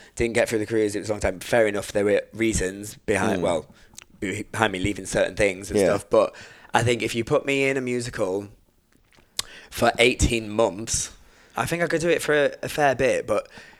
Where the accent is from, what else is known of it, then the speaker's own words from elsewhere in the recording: England, United Kingdom; accent: northern; Whereas before I was like, I can sing in my northern accent.